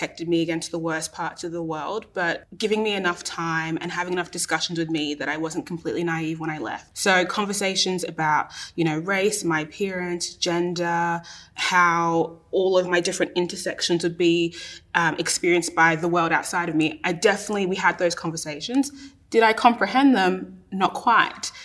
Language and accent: English; Australia; an Australian-born Ghanaian person